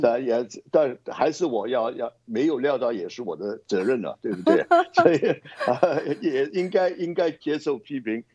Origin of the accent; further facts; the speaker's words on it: Hong Kong; 我们香港人